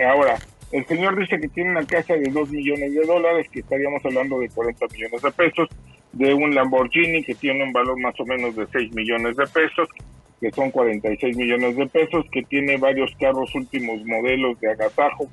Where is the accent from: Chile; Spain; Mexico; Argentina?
Mexico; las personas que somos mexicanos